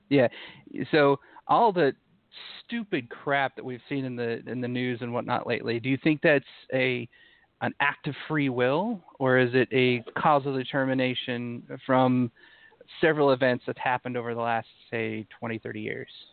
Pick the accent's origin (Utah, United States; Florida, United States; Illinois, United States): Utah, United States; I grew up in Utah, so um, being an atheist growing up in Utah